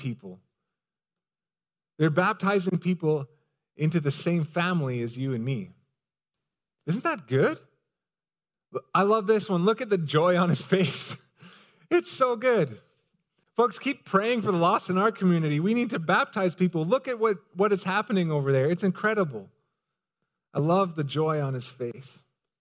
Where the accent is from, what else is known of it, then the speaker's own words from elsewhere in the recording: Canada; I'm a guy from Canada